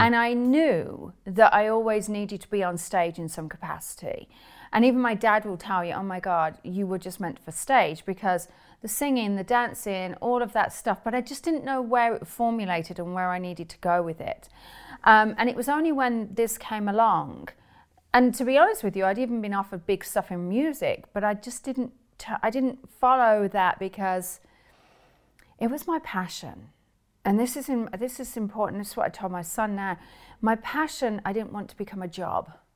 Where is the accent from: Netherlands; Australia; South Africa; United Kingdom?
United Kingdom; England; moved away as an adult; now in United States; growing up in England, um, although I live in America now